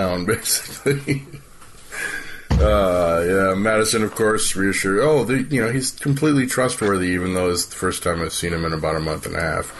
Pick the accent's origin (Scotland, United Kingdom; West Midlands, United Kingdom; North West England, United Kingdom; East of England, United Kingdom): Scotland, United Kingdom; Can't even do it as a Scotsman either.